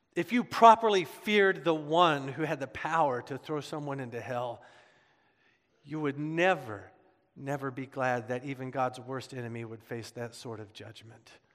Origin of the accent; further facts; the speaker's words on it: Midwest, United States; Growing up in the Midwest